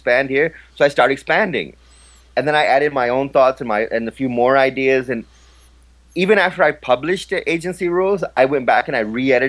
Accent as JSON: {"language": "English", "country": "Pakistan", "said": "a lot of people have been talking about Pakistan in a way that, well, for me being a Pakistani, I kind of take offense to it."}